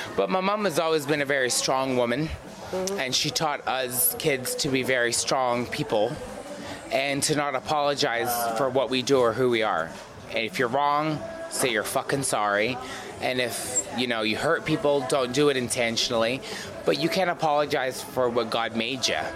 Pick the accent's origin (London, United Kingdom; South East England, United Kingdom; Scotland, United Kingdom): Scotland, United Kingdom; accent: Scottish; now in United States; I'm actually born and bred from Britain.